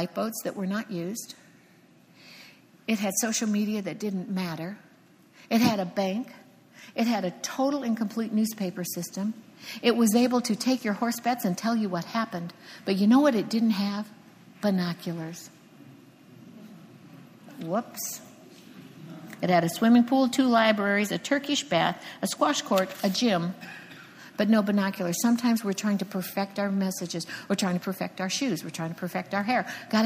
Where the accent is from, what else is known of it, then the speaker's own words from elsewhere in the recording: Cocoa Beach, Florida, United States; moved away; I'm from Cocoa Beach, Florida. And believe me, I used to sit there and watch those rockets split the sky